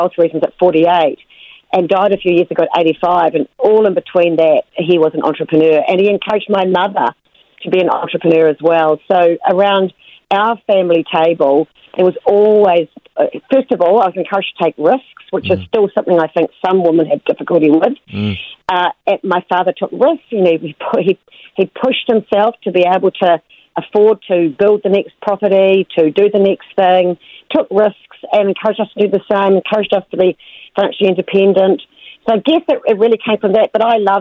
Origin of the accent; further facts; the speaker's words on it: Rotorua, Bay of Plenty, New Zealand; also born or lived in Wellington; I grew up in Wellington, and then when I was 7, I shifted to Rotorua